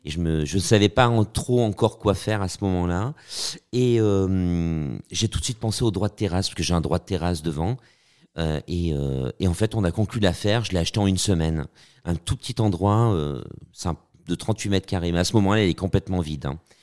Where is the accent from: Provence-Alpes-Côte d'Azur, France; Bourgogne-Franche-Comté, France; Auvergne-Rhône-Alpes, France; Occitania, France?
Auvergne-Rhône-Alpes, France; now in Paris, France; moi, je suis auvergnat. Euh, je me sens aussi beaucoup parisien, mais je, je suis auvergnat parce que je suis un, un bougnat, un bougnat de Paris.